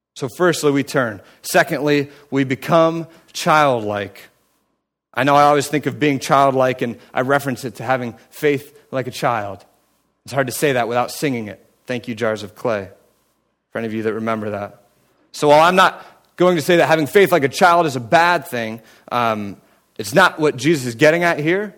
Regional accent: United States; now in Cleveland, United States; I grew up in Amish country

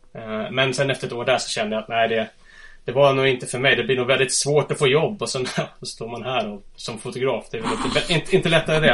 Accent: Huddinge, Stockholm County, Sweden; moved away as an adult; now in Östersund, Sweden; Jag är född och uppvuxen i Huddinge söder om Stockholm

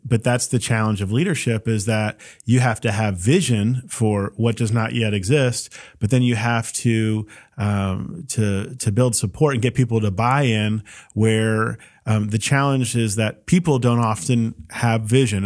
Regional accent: Roswell, Georgia, United States; I feel that about my hometown

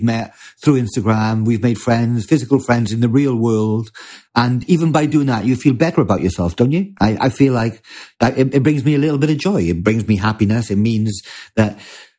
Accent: United Kingdom; us as British people

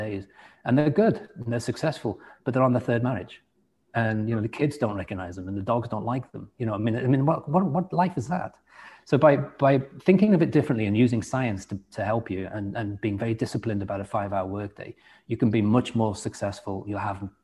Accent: England, United Kingdom; accent: English; it's not easy for me to change my accent because they can still hear a little bit of English in it

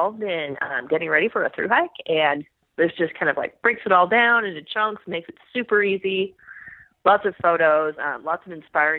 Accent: Sacramento, California, United States; now in Southern California, United States; I grew up in Sacramento

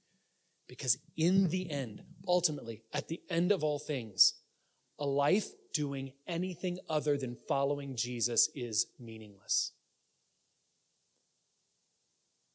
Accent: United States; we have as American Christians

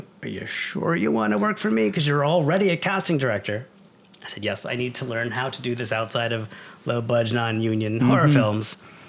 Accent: New York City, New York, United States; moved away as an adult; also born or lived in Syracuse; now in Los Angeles, United States; I come from New York. Okay. From Brooklyn.

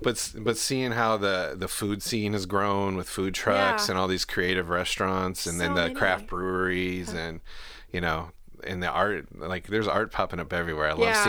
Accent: Garrettsville, Ohio, United States; also born or lived in Akron; Yeah, I'm actually from Ohio. I was born in Akron and lived in a little town called Garrettsville.

